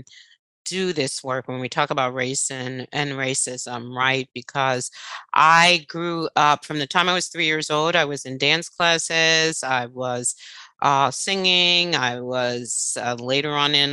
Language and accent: English; New York City, New York, United States